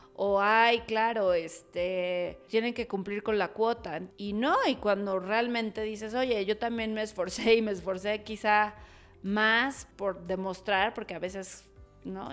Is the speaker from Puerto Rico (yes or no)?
no; Mexico City, Mexico; Soy originaria de Ciudad de México